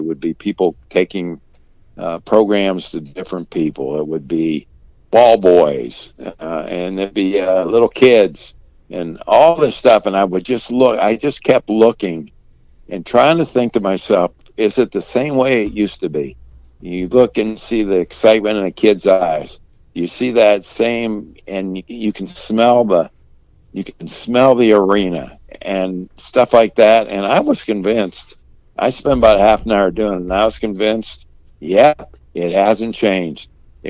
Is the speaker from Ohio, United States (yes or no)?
yes; Warren, Ohio, United States; I grew up in Warren, Ohio, and our high school, Warren Harding, was a state power, one of the top 6, 7, 8 schools in the state of Ohio back in their heyday